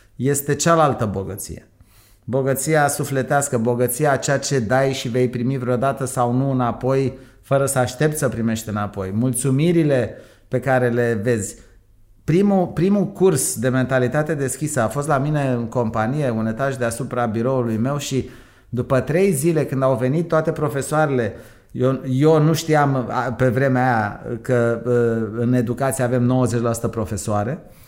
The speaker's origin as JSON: {"language": "Romanian", "country": "Romania", "tie": "born or raised there", "moved": "as an adult", "said": "eu am plecat în 82 din România"}